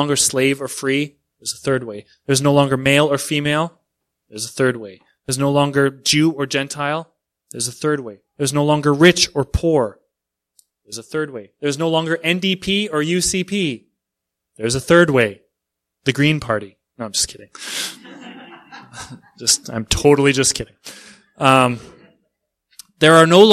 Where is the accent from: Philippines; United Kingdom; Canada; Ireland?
Canada; I'm Canadian